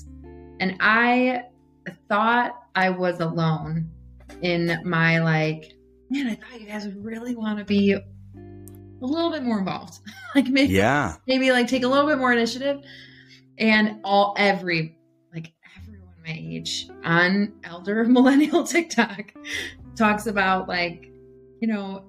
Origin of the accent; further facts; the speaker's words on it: Beloit, Wisconsin, United States; I grew up in Beloit, lived in essentially the same house